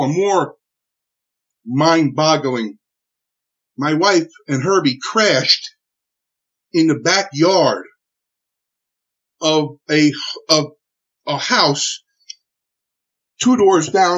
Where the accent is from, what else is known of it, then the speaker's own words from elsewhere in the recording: Newark, New Jersey, United States; I'm from Newark, New Jersey